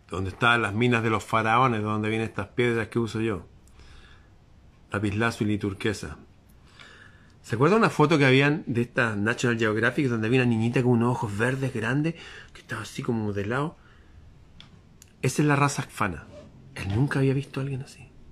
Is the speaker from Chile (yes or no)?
yes; Chile